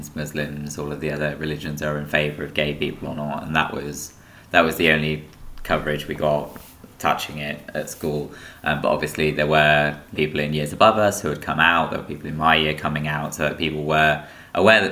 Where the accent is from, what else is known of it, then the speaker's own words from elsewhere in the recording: Peterborough, East of England, United Kingdom; I grew up in Peterborough